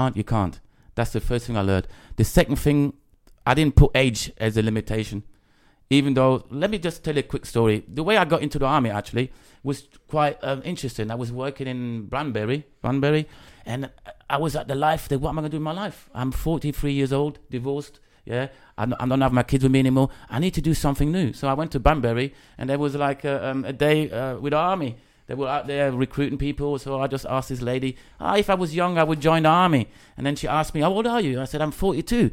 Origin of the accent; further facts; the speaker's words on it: Germany; moved away as an adult; now in Northampton, United Kingdom; I'm from Germany originally. I came to England with 18, and I live in Northampton for the last 8-9 years.